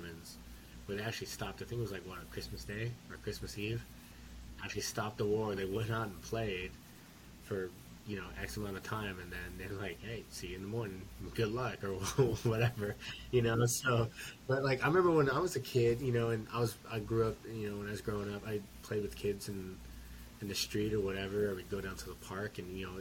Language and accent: English; Houston, Texas, United States; I grew up in North Houston